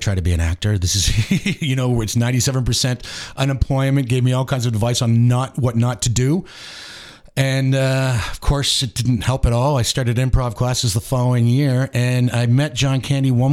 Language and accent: English; Mississauga, Ontario, Canada; moved away as an adult; also born or lived in Bala, Ontario; now in Huntsville, Canada; I'm actually from Mississauga